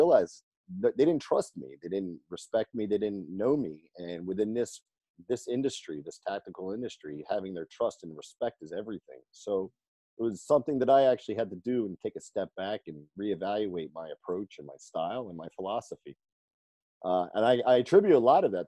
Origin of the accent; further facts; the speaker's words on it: New Jersey, United States; moved away as an adult; now in California, United States; I'm originally from New Jersey. I moved to California in 03.